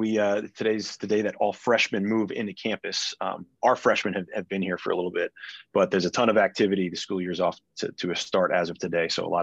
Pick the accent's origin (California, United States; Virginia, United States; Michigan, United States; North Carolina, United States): North Carolina, United States; Davidson; also born or lived in New York; I grew up in Davidson, North Carolina. I moved here from New York when I was about 7 years old.